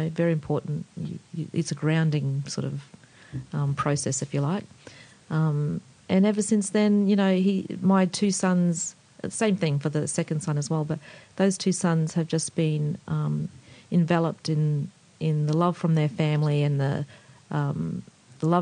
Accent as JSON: {"language": "English", "town": "Woodridge", "region": "Queensland", "country": "Australia", "tie": "born or raised there", "also_born_or_lived": "North Stradbroke Island / East London", "moved": "as an adult", "said": "I grew up in Woodridge."}